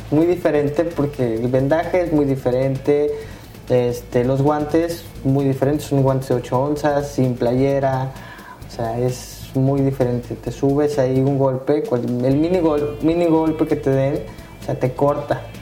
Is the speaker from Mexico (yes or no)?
yes; Reynosa, Tamaulipas, Mexico; moved away; cuando yo me vine de, de Reynosa, que yo soy de Reynosa, este, tenía un primo